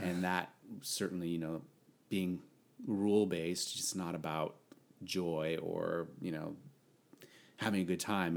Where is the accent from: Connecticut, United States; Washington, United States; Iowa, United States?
Connecticut, United States; moved away as an adult; now in San Diego, United States; I hail from the Northeast, the lovely, small state of Connecticut